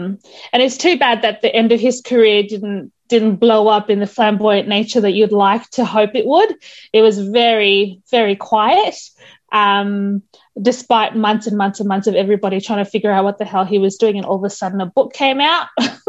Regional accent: New South Wales, Australia; I think that's the New South Welshman in me

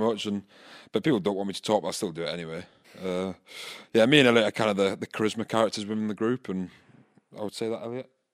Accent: Scotland, United Kingdom; now in Bath, United Kingdom; I grew up in Scotland

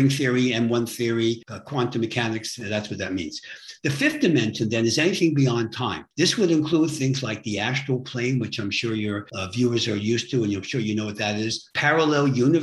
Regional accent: New York City, New York, United States; I'm from New York City.

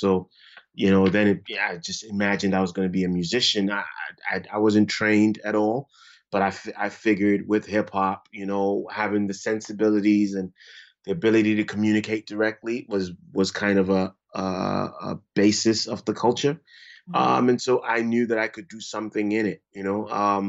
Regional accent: Ghana; moved away; also born or lived in Brooklyn, United States; To be a visual artist. Fortunately, you know, because all of these things really depend on your household, you know. I was fortunate. I grew up

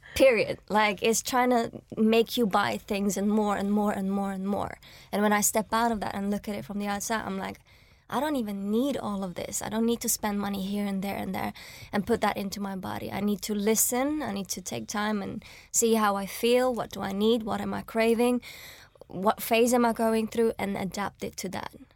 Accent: Switzerland; now in London, United Kingdom; I was born and raised in Switzerland and, like, came to London

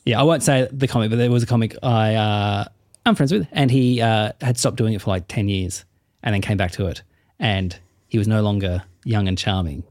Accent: Tasmania, Australia; I'm from Tassie

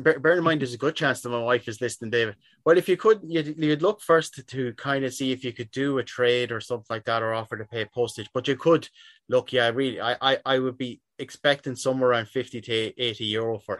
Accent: Sligo, Connacht, Ireland; I'm from Sligo myself

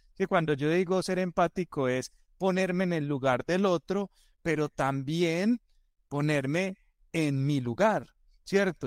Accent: Antioquia, Colombia; nosotros en Colombia y como buenos paisas le damos más vueltas a las cosas, somos más culebreros

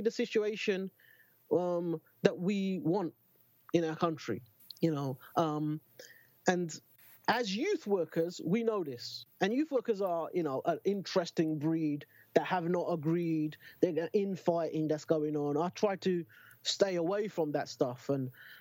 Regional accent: London, United Kingdom; I'm fucking born and bred in Newham

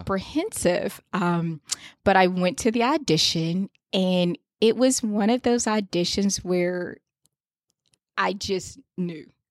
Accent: Fayetteville, North Carolina, United States; now in Washington, D.C., United States; I'm from Fayetteville, North Carolina, um, which is a military town

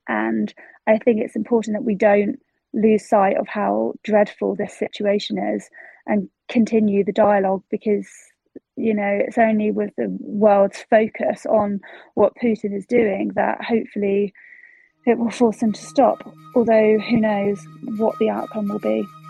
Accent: United Kingdom; when you say you're um, from the UK

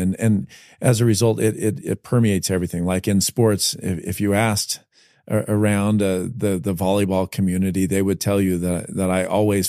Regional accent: New Jersey, United States; also born or lived in Las Vegas, Nevada; I had a kid I was raised with first in Vegas, then in New Jersey.

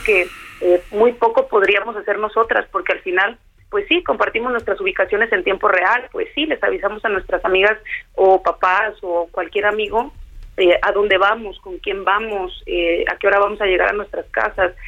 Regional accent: Tala, Jalisco, Mexico; yo soy de un municipio al interior del estado, no soy de la capital, eh, soy de Tala, Jalisco

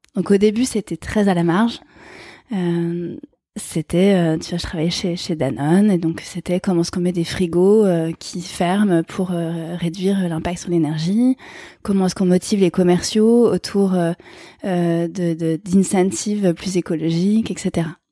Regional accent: France; Je suis née en France

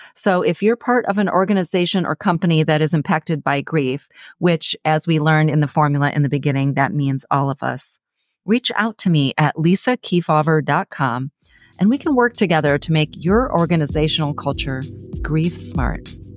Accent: Ann Arbor, Michigan, United States; now in San Diego, United States; my hometown, Ann Arbor, Michigan

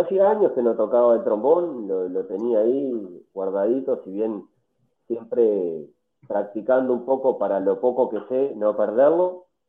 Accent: Montevideo, Uruguay; yo soy de Montevideo

